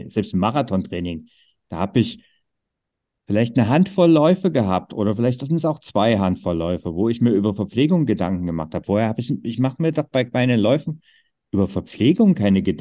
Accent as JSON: {"language": "German", "area": "Vogtland, Erzgebirge", "region": "Saxony", "country": "Germany", "tie": "born or raised there", "said": "meine Heimat mit Vogtland, Erzgebirge"}